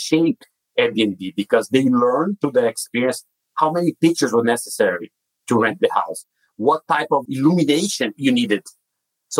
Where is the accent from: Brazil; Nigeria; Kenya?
Brazil; English is a second language; moved away as an adult; now in United States; As you can tell by my accent, I was not born in the US. I'm originally from Brazil, where I grew up and went to school and got my computer science degree